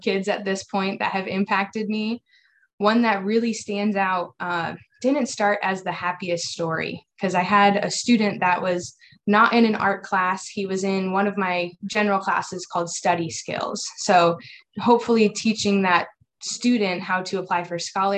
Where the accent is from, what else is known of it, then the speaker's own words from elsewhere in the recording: Iowa, United States; moved away as an adult; now in Houston, United States; I'm originally from Iowa, grew up in the education system up there